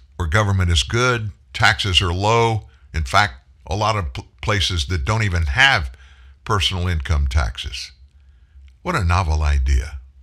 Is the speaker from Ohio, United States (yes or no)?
no; South Louisiana, United States; also born or lived in Texas; I was born in Texas. My extended family, cousins and aunts and uncles all live in the greater Houston area. My family immigrated to South Louisiana when I was four. Been in Louisiana pretty much ever since